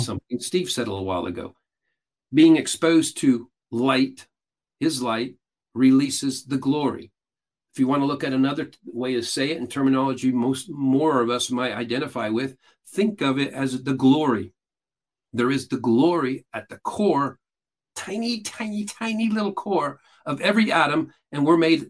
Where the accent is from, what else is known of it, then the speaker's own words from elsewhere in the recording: Peru; now in United States; I was born and raised in Peru, South America, grew up what is largely considered a cult.